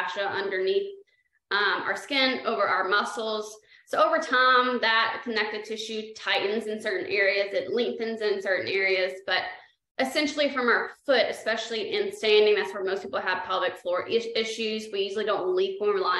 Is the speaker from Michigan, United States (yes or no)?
no; South Carolina, United States; moved away; I'm from South Carolina